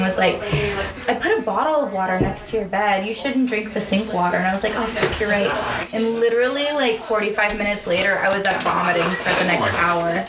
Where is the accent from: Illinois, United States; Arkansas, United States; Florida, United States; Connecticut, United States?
Florida, United States; now in Washington, United States; I grew up in Florida